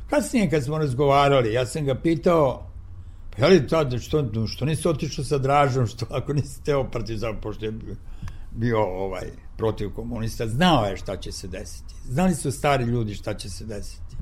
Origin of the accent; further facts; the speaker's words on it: Niš, Nišava District, Serbia; moved away; reklo bi se to je moj rodni grad